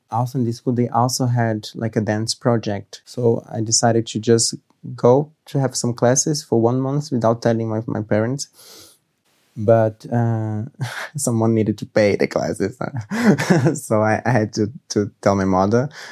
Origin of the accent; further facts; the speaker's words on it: Rio de Janeiro, Brazil; moved away as an adult; now in Munich, Germany; I'm from Brazil, Rio de Janeiro.